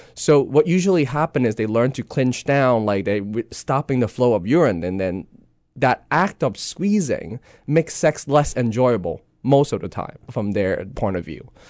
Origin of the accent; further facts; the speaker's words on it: Hong Kong; moved away; growing up in Hong Kong, you kinda have this East and West, you know, meet